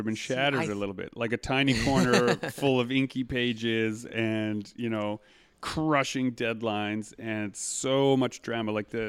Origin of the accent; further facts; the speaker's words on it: Winnipeg, Manitoba, Canada; and I grew up here in Winnipeg, but I live just outside of the city.